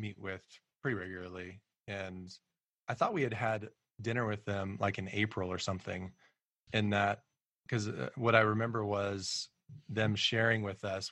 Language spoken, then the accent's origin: English; Colorado Springs, Colorado, United States; moved away as an adult; also born or lived in Kansas City; now in Washington, D.C., United States; we were raised in Colorado and raised in Colorado Springs in particular